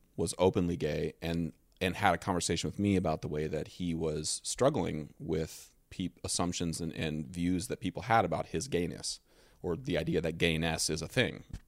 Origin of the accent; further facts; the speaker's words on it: Dover, Ohio, United States; moved away; I was from Dover, Ohio